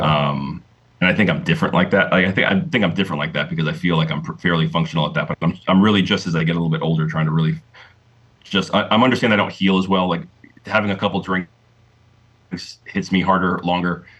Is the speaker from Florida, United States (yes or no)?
yes; Delray Beach, Florida, United States; moved away as an adult; now in Kennesaw, Georgia, United States; growing up in South Florida